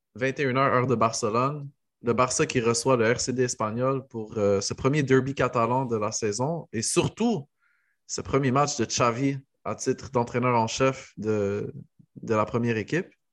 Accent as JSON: {"language": "French", "country": "Morocco", "said": "en tant que Marocain"}